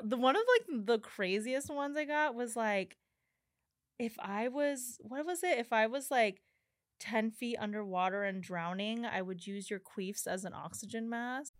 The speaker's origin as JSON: {"language": "English", "region": "New Mexico", "country": "United States", "tie": "born or raised there", "said": "because I grew up in New Mexico"}